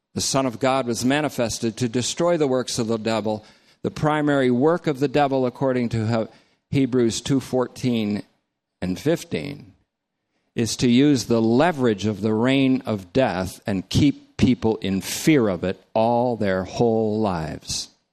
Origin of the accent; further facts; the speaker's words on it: North Bennington, Vermont, United States; I grew up in North Bennington.